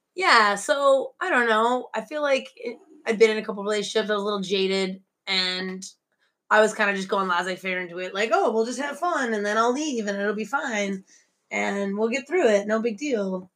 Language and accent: English; Michigan, United States; moved away as an adult; also born or lived in Chicago; now in Beijing, China; I'm from Michigan, but I lived in Chicago for three years.